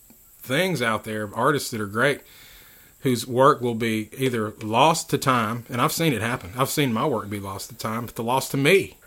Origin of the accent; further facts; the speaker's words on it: Philadelphia, Mississippi, United States; born there; also born or lived in Goose Creek / Washington; I was born here in Philadelphia, Mississippi. And my youth, I traveled around with my parents.